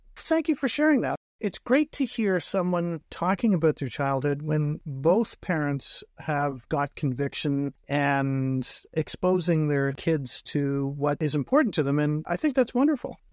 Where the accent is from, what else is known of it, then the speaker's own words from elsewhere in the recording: North Bay, Ontario, Canada; I'm from North Bay